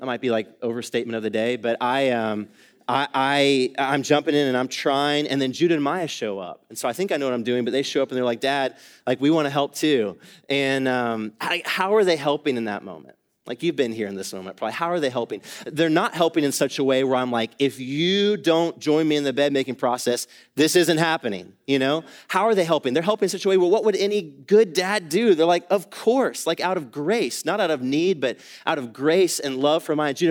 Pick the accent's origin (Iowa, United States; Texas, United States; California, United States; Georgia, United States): Georgia, United States; Atlanta; moved away as an adult; also born or lived in East Asia; now in Dallas, United States; I grew up in Atlanta, Georgia, spent most of my life there